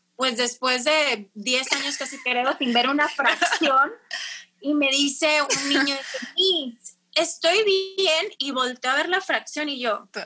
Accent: Tijuana, Baja California, Mexico; also born or lived in Monterrey; tengo 29 años, soy de Tijuana.

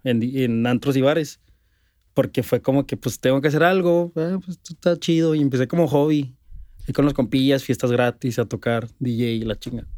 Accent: Ciudad Juárez, Chihuahua, Mexico; yo soy de Juárez

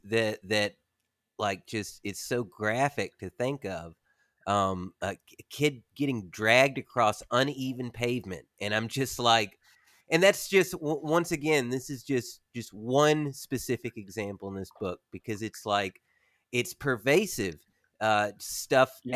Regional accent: Warren County, Tennessee, United States; moved away; I'm from Warren County, Tennessee

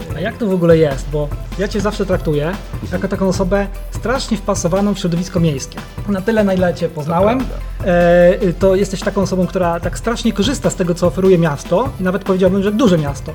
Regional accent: Holy Cross Mountains, Świętokrzyskie Voivodeship, Poland; w moich rodzinnych stronach w Górach Świętokrzyskich

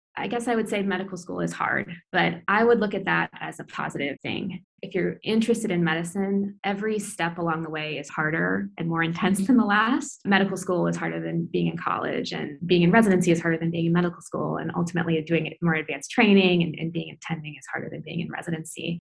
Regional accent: Iowa City, Iowa, United States; moved away as an adult; also born or lived in Grinnell, Iowa; now in San Francisco, United States; I grew up in Iowa City and then obviously went to Grinnell, but now I'm a, kind of a California transplant

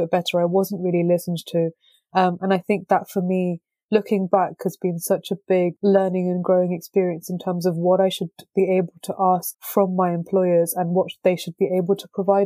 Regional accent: London, United Kingdom; I was born and brought up in London

